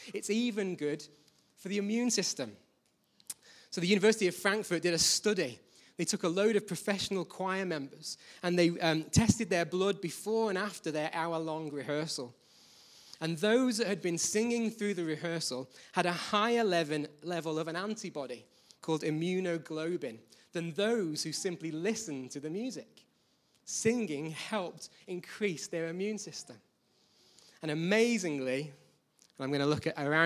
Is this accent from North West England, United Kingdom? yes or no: yes; Manchester, North West England, United Kingdom; also born or lived in Birmingham; When I was 4, we left my hometown, which you might not know it from my accent, is Birmingham. I was age 4. We moved north.